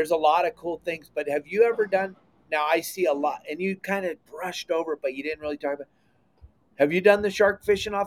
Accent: California, United States; moved away; we come from California, you and I both

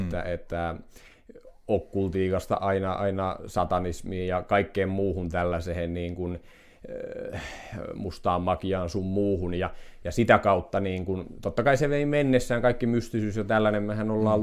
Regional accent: Finland; synnyin täällä Kyrössä

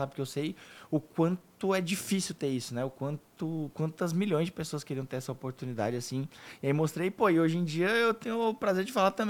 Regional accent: São Paulo, Brazil; eu vim muito de baixo, né, do Mano, vim da periferia mesmo, vim da Vila Santa Catarina, que tenho muito orgulho

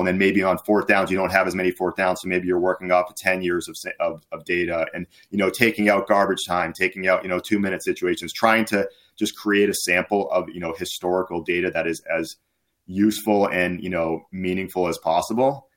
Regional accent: Massachusetts, United States; I was, uh, from Massachusetts

